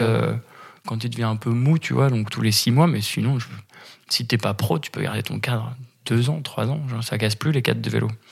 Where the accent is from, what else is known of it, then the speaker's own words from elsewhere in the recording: Paris, Île-de-France, France; j'habite à Paris, en France. Je suis né à Paris, en France.